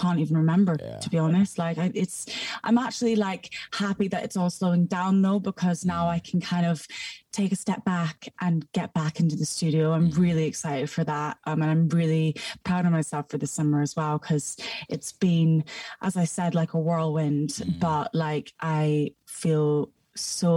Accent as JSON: {"language": "English", "region": "Scotland", "country": "United Kingdom", "tie": "born or raised there", "also_born_or_lived": "Houston, Texas, United States", "accent": "Scottish", "moved": "yes", "lives_now": "London, United Kingdom", "said": "Born in America, moved to Scotland, and now I'm in London."}